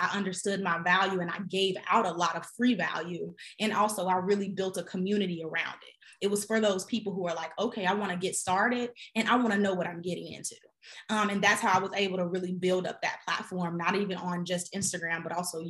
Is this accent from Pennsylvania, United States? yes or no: no; Chicago, Illinois, United States; now in Atlanta, United States; I'm actually from Chicago. So I'm down here in Atlanta